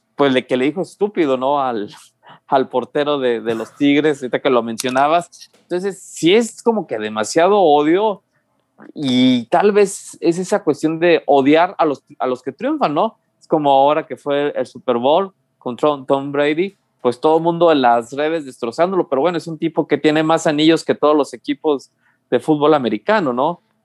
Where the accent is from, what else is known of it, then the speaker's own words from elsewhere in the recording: Mexico; los mexicanos somos los principales enemigos de los mexicanos